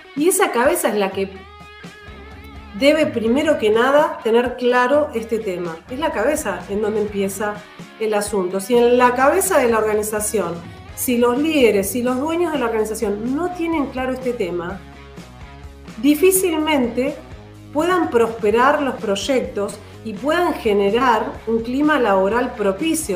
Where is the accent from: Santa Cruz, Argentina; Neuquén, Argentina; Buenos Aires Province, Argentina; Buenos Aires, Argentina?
Neuquén, Argentina; Andacollo; yo soy de Andacollo, nací en Andacoyo y tengo un amor por, por la provincia y el interior